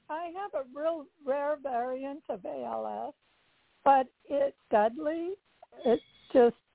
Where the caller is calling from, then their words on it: Carlsbad, California, United States; I'm from Carlsbad, California.